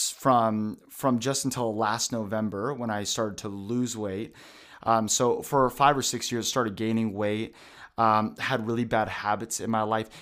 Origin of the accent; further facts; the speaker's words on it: Vancouver, Washington, United States; also born or lived in Portland, Oregon / Tri-Cities, Washington; We helped start a church in Vancouver, Washington, probably 20, 30 minutes away